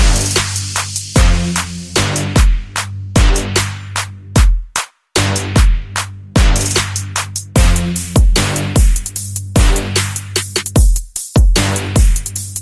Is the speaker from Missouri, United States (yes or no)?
no; St. Petersburg, Florida, United States; now in Grand Rapids, United States; the Big 727, St. Petersburg, Florida, my hometown